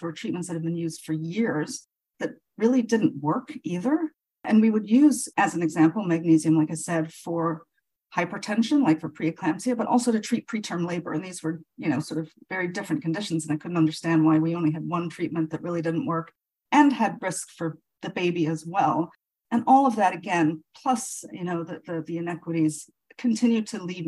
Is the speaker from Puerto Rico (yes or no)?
no; Nigeria; moved away as an adult; now in United States; I was actually born and raised in Nigeria